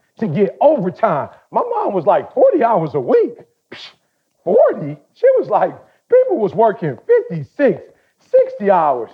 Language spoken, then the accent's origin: English; Detroit, Michigan, United States; I grew up in Detroit.